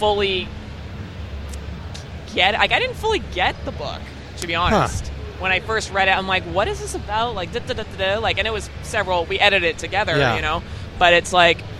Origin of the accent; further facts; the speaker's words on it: Calgary, Alberta, Canada; moved away as an adult; also born or lived in Ontario; I grew up in Calgary